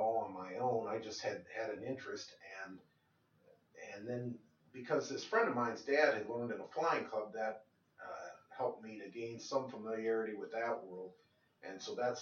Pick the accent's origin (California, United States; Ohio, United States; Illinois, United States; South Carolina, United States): Illinois, United States; Moline; now in Kansas City, United States; growing up in Moline, Illinois, the Quad Cities